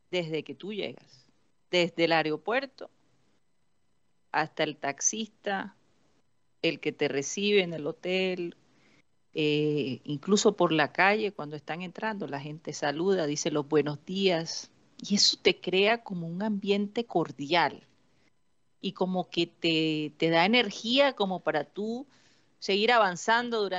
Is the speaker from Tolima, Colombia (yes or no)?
yes; Tolima, Colombia; yo ah, soy de Tolima.